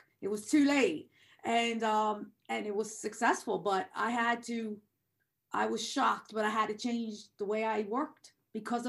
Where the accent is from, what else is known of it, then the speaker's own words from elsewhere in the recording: Delaware, United States; being from Delaware